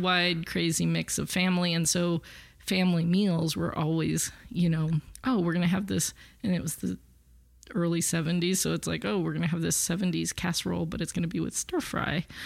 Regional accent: Los Angeles, California, United States; I grew up with born and raised in L A, so I kind of think of it as my hometown

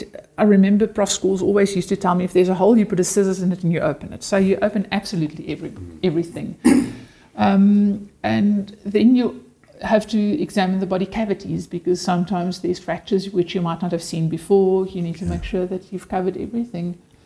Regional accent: South Africa; first language Afrikaans; English is a second language; having to speak Afrikaans, which, like I say, is obviously my first language and which I'm very comfortable in.

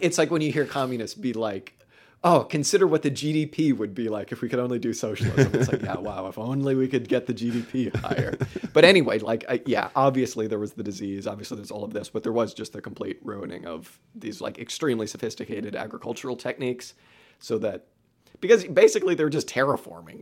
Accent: California, United States; growing up in California

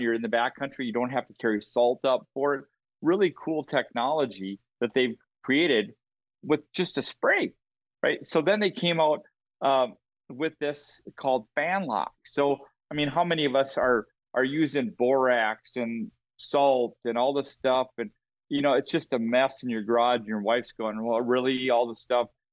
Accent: Minnesota, United States; I'm from Minnesota

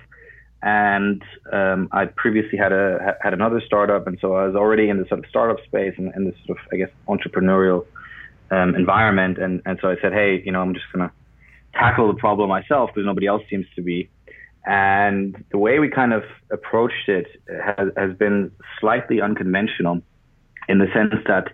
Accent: Berlin, Germany; moved away as an adult; also born or lived in Zurich, Switzerland; now in London, United Kingdom; I'm originally from Berlin, and I was at high school there

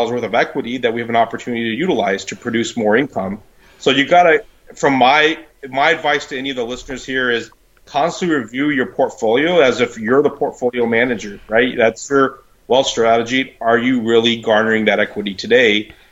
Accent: Midwest, United States; now in Ontario, Canada; amazed on how different the the housing rules and the rental rules are here in Ontario compared to where I came from the Midwest.

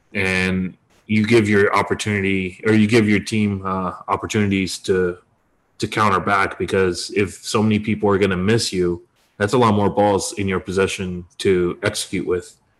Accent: Detroit, Michigan, United States; most of my life, I grew up in Detroit, Michigan.

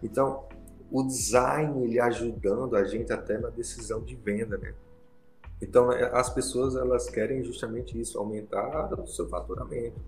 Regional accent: Petrolina, Pernambuco, Brazil; now in Brasília, Brazil; lá na minha cidade, Petrolina

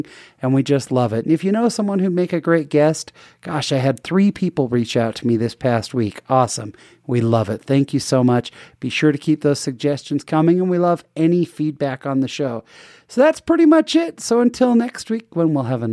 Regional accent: San Jose, California, United States; moved away; I grew up in San Jose, California

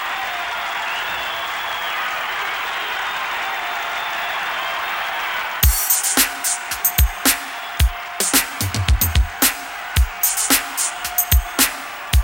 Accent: Cleveland, Ohio, United States; moved away; my hometown, Cleveland, South Lorraine

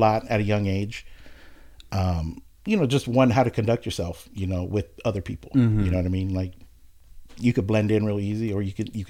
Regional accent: Oxnard, California, United States; Born and raised in Oxnard, yep. Graduated in 96.

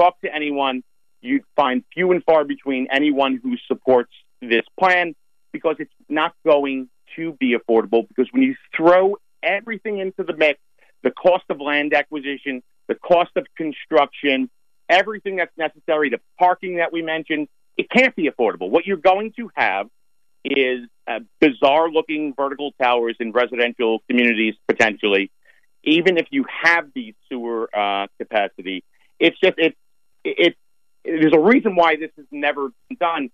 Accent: Mastic Beach, New York, United States; I grew up in Massive Beach. I graduated from William Floyd High School

